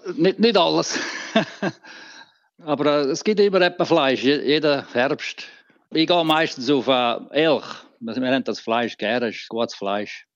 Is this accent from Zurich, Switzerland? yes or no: no; Graubünden, Switzerland; moved away as an adult; now in Vernon, Canada; als Bündner